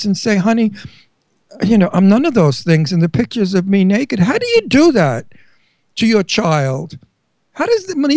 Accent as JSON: {"language": "English", "region": "New York", "country": "United States", "tie": "born or raised there", "accent": "Brooklyn", "said": "I'm a New Yorker, just like Trump. And we homebred, born in New York people"}